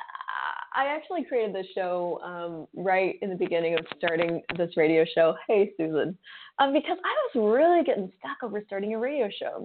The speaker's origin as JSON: {"language": "English", "region": "Colorado", "country": "United States", "tie": "born or raised there", "said": "I was raised in Colorado"}